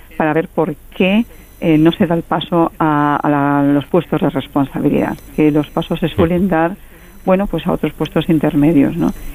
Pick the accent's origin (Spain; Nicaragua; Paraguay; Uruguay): Spain; Galicia; yo soy gallega